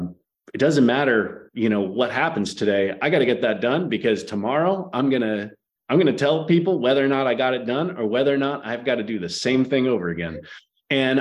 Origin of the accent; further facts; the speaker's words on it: Philadelphia, Pennsylvania, United States; moved away; I'm a dad from Philadelphia originally